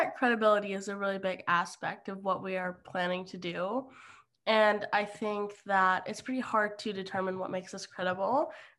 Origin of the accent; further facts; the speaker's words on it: Germany; also born or lived in Austria; I am a first generation Iranian American, and I grew up in Germany and Austria.